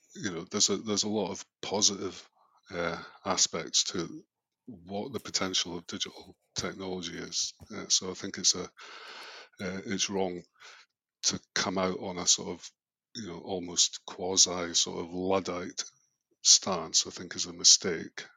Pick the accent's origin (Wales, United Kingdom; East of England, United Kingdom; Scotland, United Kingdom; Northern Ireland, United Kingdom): Scotland, United Kingdom; also born or lived in London; now in Melbourne, Australia; Being Scottish, you know what? I've been away for so long